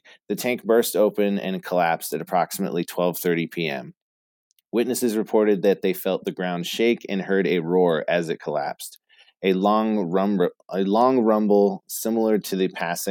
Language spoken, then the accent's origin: English; Boston area, Massachusetts, United States; accent: Bostonian; I was born in Boston, so we definitely frequented the city a lot. I wasn't born in the city